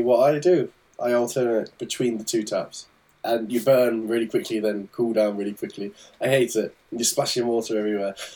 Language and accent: English; England, United Kingdom; as an English person.